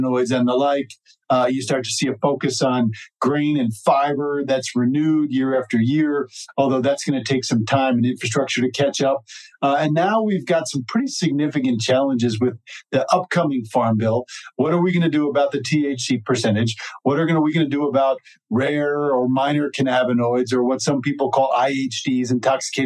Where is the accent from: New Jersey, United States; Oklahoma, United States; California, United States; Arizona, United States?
New Jersey, United States; moved away as an adult; now in Colorado, United States; being from New Jersey, growing up in New Jersey is a great, great thing.